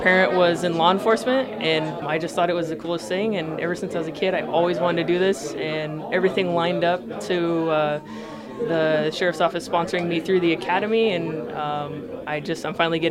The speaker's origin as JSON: {"language": "English", "town": "Ukiah", "region": "California", "country": "United States", "tie": "born or raised there", "said": "I am now a sheriff deputy with Mendocino County Sheriff's Office. I was born and raised in Ukiah, California."}